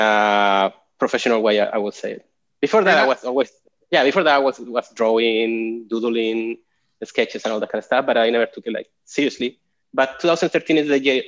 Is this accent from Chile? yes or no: yes; Chile; moved away as an adult; also born or lived in Portland, Oregon; now in Austin, United States; I'm originally from Chile, and I've been living